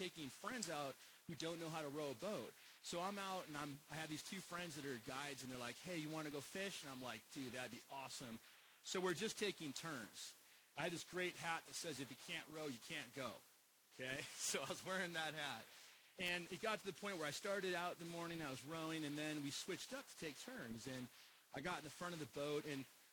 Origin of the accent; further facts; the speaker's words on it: Alaska, United States; moved away; I grew up in Alaska